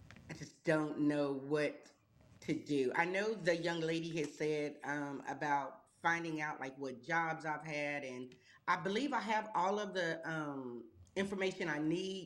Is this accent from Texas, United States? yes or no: yes; Texas, United States; I'm from Texas.